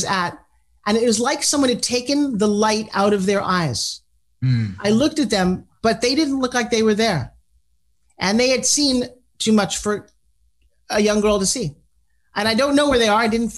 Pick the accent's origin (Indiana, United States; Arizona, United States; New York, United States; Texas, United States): New York, United States; South Long Island; I'm from New York too